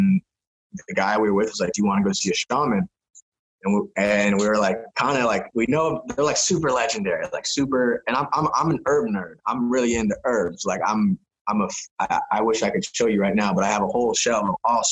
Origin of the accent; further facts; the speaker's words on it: San Diego, California, United States; moved away as an adult; also born or lived in Spain; I grew up blading around San Diego.